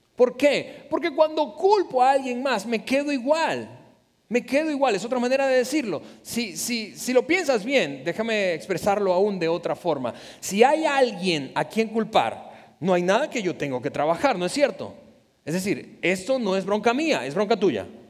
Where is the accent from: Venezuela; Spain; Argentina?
Venezuela; somos venezolanos